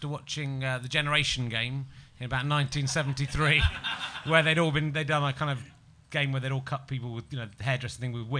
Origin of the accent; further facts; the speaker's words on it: England, United Kingdom; because I'm an English person